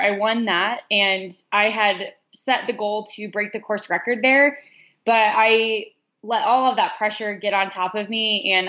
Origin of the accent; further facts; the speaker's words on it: Denver, Colorado, United States; I am born and raised in Denver, Colorado. So that's where I'm at now. And I've been here pretty much my whole life.